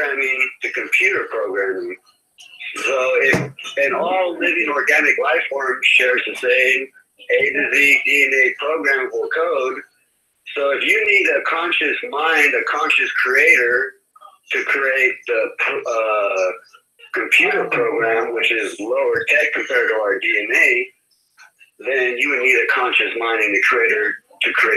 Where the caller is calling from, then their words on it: Bay Area, California, United States; I'm calling from the Bay Area.